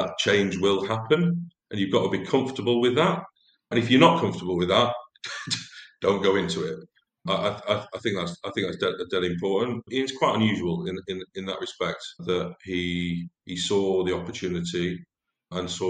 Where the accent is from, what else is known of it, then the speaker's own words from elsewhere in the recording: Lancashire, North West England, United Kingdom; I was brought up in Lancashire